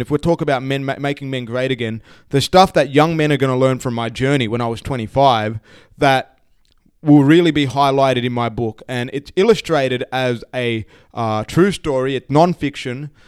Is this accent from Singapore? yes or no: no; Sydney, New South Wales, Australia; I grew up in Sydney, spent most of my life